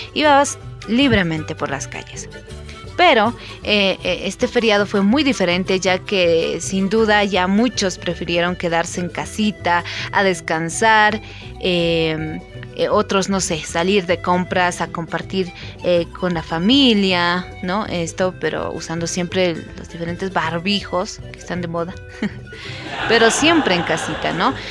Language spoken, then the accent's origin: Spanish; Bolivia; como buenos bolivianos